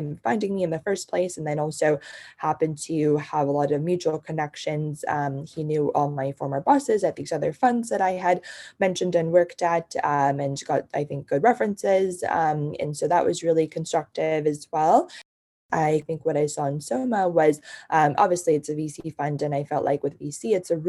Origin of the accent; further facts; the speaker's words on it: China; also born or lived in New Jersey, United States; now in United States; I grew up in China and lived in New Jersey after I came to the States.